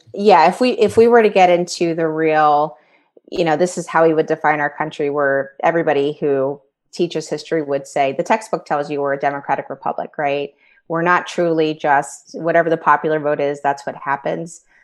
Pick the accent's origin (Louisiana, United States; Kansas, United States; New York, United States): Louisiana, United States; New Orleans; moved away as an adult; also born or lived in Washington, District of Columbia, United States; now in Pittsburgh area, United States; I grew up in New Orleans